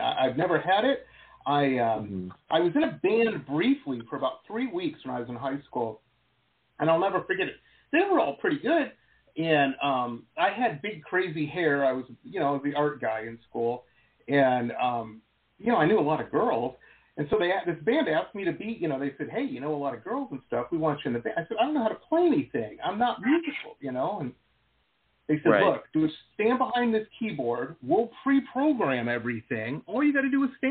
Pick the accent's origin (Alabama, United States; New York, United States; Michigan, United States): Michigan, United States; Detroit; I grew up in Metro Detroit, 6 hours from you guys in Chicago there.